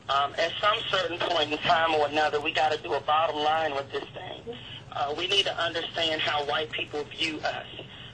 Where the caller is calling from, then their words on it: Capitol Heights, Maryland, United States; I'm calling from Capitol Heights, Maryland